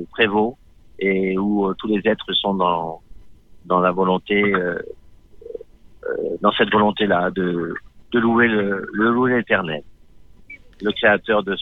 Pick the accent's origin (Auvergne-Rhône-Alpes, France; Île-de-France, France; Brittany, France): Auvergne-Rhône-Alpes, France; Lyon; also born or lived in Constantine, Algeria; À Lyon. À Lyon À Lyon, euh, ouais. à Du Cher à Lyon, un quartier de Lyon, de banlieue.